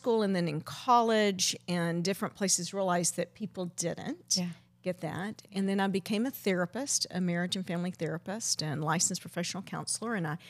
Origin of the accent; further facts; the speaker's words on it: Zambia; You know, Debbie, we're from Zambia, and we didn't talk about it.